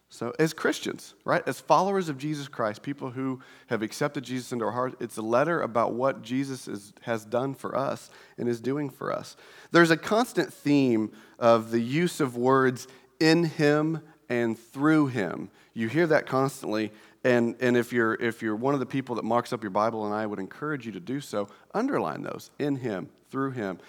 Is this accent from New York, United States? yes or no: no; Indiana, United States; we're from Indiana